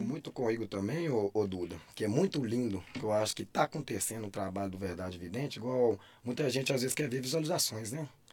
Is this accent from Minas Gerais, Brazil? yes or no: yes; Caeté, Minas Gerais, Brazil; eu sou de Caeté